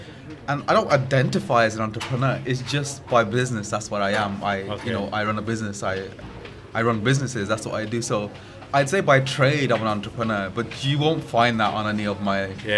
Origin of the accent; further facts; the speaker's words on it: Alum Rock, West Midlands, United Kingdom; I was born in Alam Rock. I went to school in Alam Rock. I still live in Alam Rock. My family are in Alam Rock.